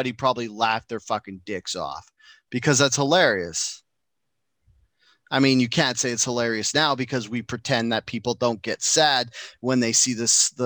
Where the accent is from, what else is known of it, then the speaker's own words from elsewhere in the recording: Enderby, British Columbia, Canada; I grew up in Ederby